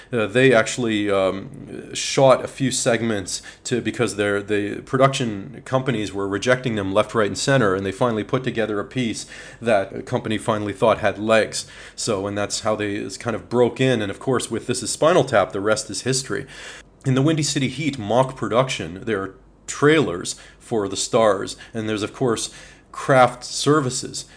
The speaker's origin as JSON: {"language": "English", "country": "Canada", "said": "as a Canadian"}